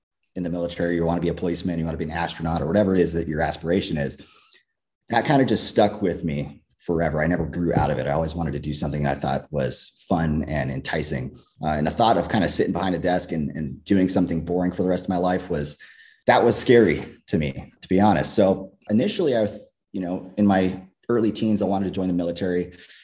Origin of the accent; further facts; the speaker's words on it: California, United States; Grew up, born and raised in California